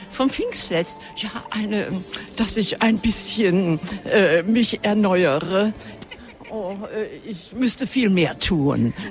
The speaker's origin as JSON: {"language": "German", "town": "Morscheid", "region": "Rhineland-Palatinate", "country": "Germany", "said": "ich komme aus Moorscheid und ich bin 13 Jahre alt."}